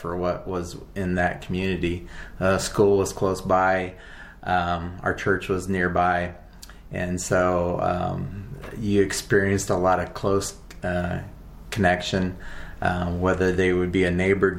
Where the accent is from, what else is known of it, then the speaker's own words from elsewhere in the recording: Iowa, United States; moved away as an adult; also born or lived in Wyoming / South Dakota; now in Port Orchard, United States; I was born and raised in the Midwest in Iowa, mostly on a farm